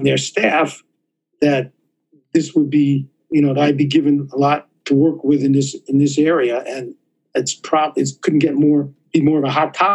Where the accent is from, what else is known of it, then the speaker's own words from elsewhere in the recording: New York City, New York, United States; moved away as an adult; now in Phoenix, United States; I grew up in New York City